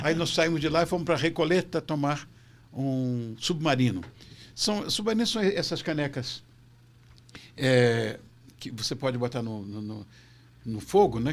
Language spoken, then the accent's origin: Portuguese; Rio de Janeiro, Brazil; moved away as an adult; now in São Paulo, Brazil; Eu sou carioca